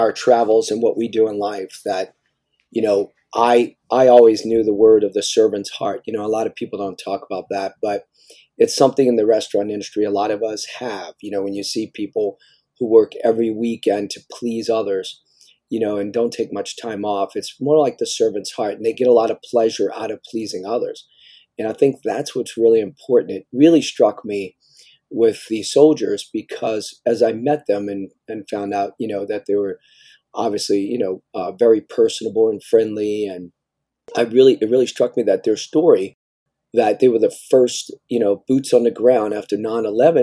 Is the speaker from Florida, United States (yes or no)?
no; New Orleans, Louisiana, United States; moved away as an adult; now in St. Petersburg, United States; I'm originally from New Orleans. I was born and raised in New Orleans